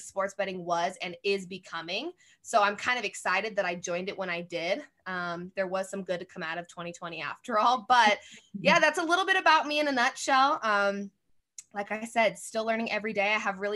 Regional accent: Colorado, United States; moved away as an adult; also born or lived in Fort Worth, Texas; I was born and raised in Colorado

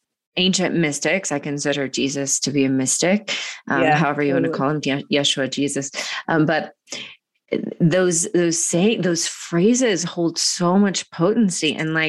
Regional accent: Georgia, United States; I grew up in Georgia going to the, you know, church.

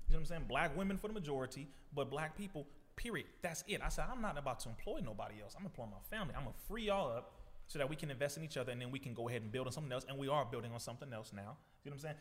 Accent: Compton, California, United States; being born, first of all, in Compton, the youngest of ten children

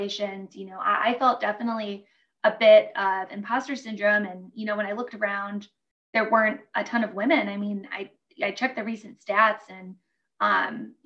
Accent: Detroit, Michigan, United States; I'm from Detroit and, you know, it's a very hardworking city

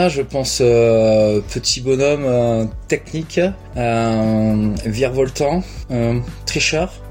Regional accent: Lacanau, Nouvelle-Aquitaine, France; j'ai 40 ans. Je suis originaire de Lacano, je suis mm. moniteur de surf.

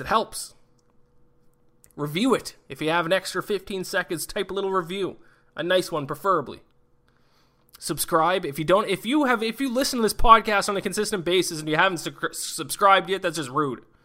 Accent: Canada; I'm Canadian

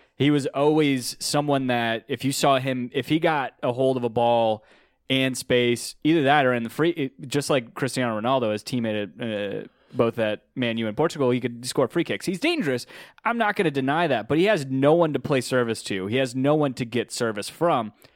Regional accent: United States; I'm American, uh, through and through

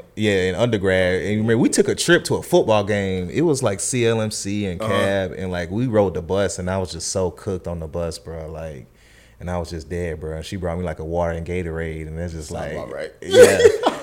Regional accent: the South, United States; And it definitely was hard for me to transition because, you know, I'm from the South.

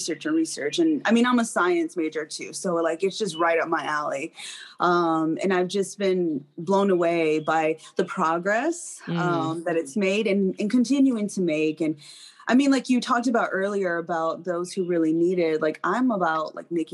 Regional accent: Detroit, Michigan, United States; moved away; I started smoking as a teenager growing up in Detroit.

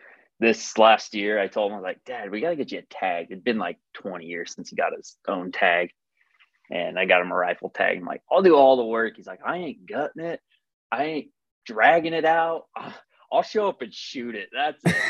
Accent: St. George, Utah, United States; born and raised in St. George, Utah

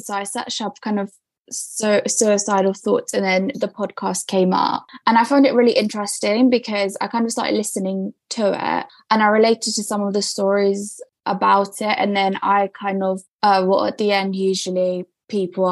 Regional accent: Essex, East of England, United Kingdom; accent: British; also born or lived in Romania; I moved when I was 8 to England, so that's why my accent is British

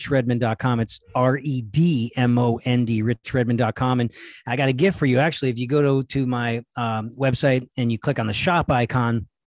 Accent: El Paso, Texas, United States; moved away; I grew up in El Paso.

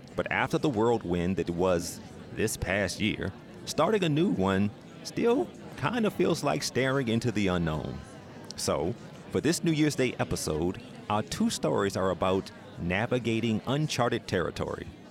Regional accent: Atlanta, Georgia, United States; my hometown of Atlanta

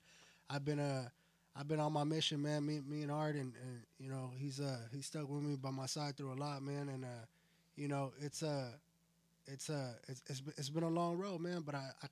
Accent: Winton, California, United States; I'm from Cali. I'm from a town called Winton

